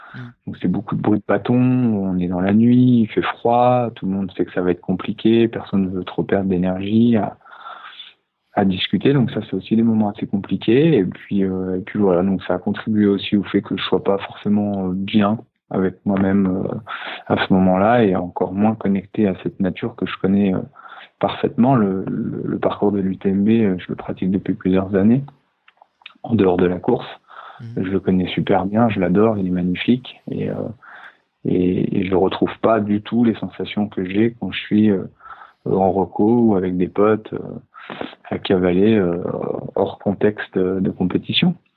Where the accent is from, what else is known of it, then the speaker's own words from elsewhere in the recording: Annecy, Auvergne-Rhône-Alpes, France; moved away as an adult; also born or lived in Paris; Le fait de revenir aussi sur les de lac d'Annecy, ça m'a permis de, me reconnecter à, la nature qui m'a eu grandir